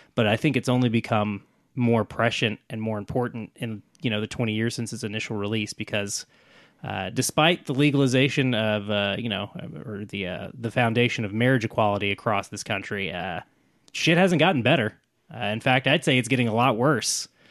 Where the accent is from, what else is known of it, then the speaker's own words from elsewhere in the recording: Oklahoma City, Oklahoma, United States; growing up in Oklahoma City suburbs